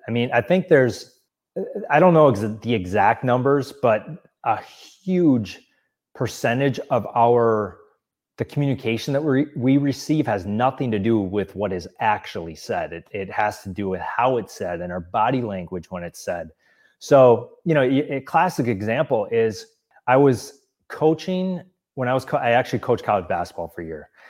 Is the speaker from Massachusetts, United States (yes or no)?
no; Wisconsin, United States; moved away as an adult; also born or lived in Milwaukee, Wisconsin; now in Los Angeles, United States; I grew up in Wisconsin and lived in Milwaukee for several years